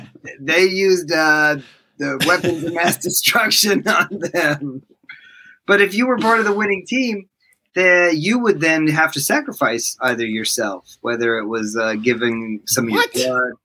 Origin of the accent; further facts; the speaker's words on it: Los Angeles, California, United States; I grew up in Los Angeles.